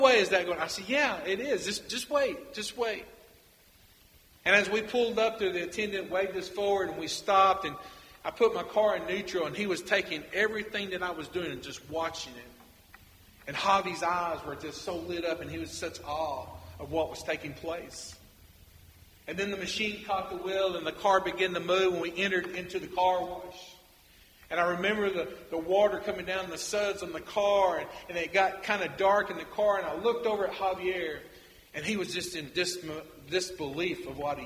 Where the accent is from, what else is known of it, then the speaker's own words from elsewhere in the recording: United States; now in Nicaragua; I'm a North American, that I'm come from the United States